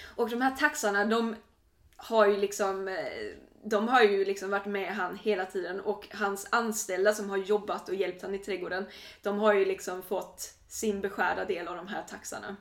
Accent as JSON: {"language": "Swedish", "country": "Sweden"}